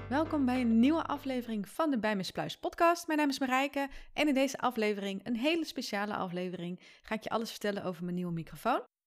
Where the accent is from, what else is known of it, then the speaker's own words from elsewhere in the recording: Friesland, Netherlands; ik ben als Fries